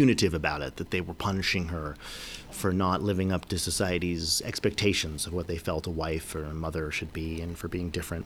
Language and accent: English; New York, United States; I grew up in New York. I spent a lot of time in upstate New York.